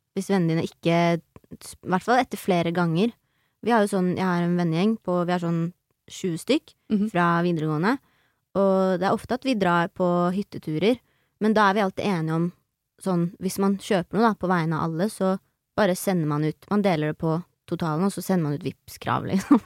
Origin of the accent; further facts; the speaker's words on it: Nes, Norway; jeg er fra Nes